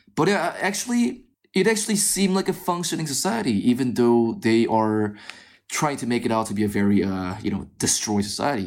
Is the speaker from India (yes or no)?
no; South Korea; I was born and raised in South Korea